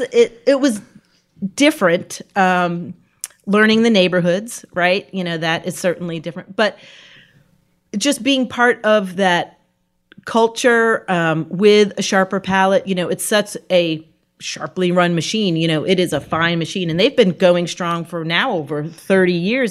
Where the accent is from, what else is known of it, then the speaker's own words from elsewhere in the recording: New England, United States; moved away as an adult; also born or lived in New York; now in Richmond, United States; I grew up in New England, so I didn't know anything further south than New Jersey